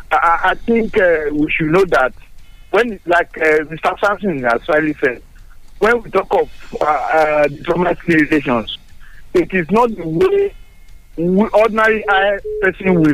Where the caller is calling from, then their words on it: Sango, Nigeria; I'm calling from Sango.